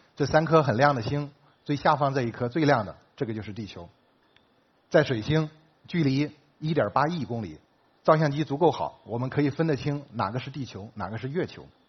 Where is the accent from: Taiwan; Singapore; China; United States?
China; 我们中国人也在贡献自己的力量